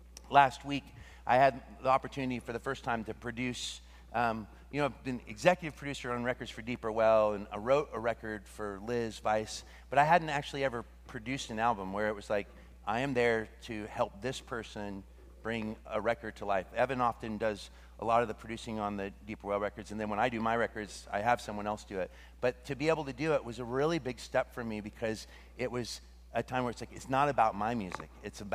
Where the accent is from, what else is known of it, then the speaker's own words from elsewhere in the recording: Russia; oh, where are you from? I'm from Russia.